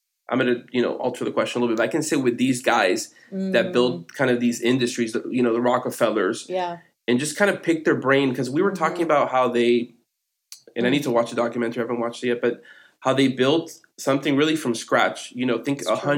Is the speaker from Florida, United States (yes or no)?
yes; Miami, Florida, United States; moved away as an adult; now in Nashville, United States; I'm from Miami originally